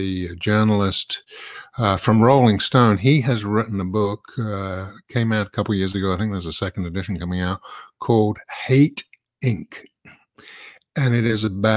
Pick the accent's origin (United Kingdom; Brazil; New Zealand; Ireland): United Kingdom; London; moved away as an adult; now in United States; I come from London originally. I've actually lived in the U.S. for 35 years